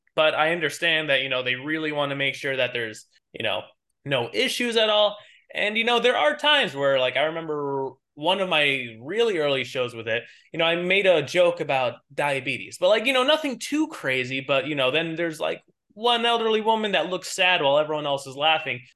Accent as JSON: {"language": "English", "region": "New York", "country": "United States", "tie": "born or raised there", "accent": "New York", "said": "born and raised in New York."}